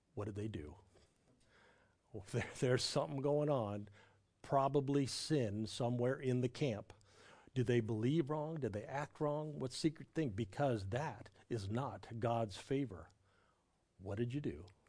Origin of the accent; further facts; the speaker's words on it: Southern California, United States; now in Raleigh, United States; I grew up in Southern California